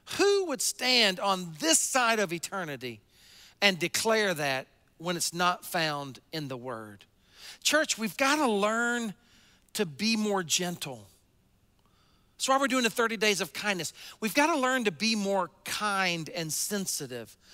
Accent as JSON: {"language": "English", "region": "the South", "country": "United States", "tie": "born or raised there", "said": "I grew up in the South, um, in kind of the buckle of the Bible Belt"}